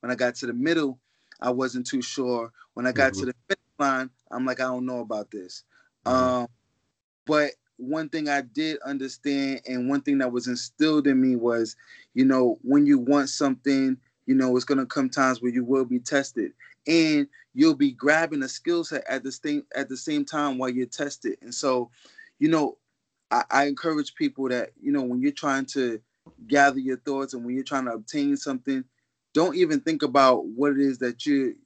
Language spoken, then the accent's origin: English; New York City, New York, United States; I'm from Harlem by way of the Bronx